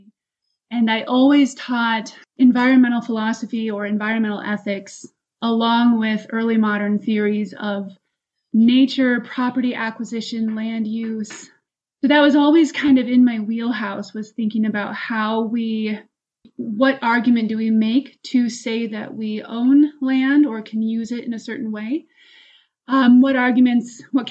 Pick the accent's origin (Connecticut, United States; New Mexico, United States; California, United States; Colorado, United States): Colorado, United States; now in Chicago, United States; I have been in Chicago for quite a while. I grew up in Colorado before that.